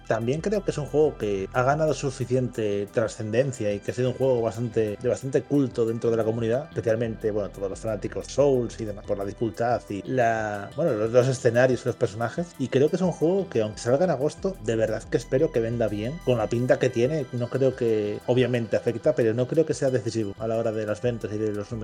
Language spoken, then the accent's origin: Spanish; Asturias, Spain; siendo asturiano, mi acento andaluz es regulero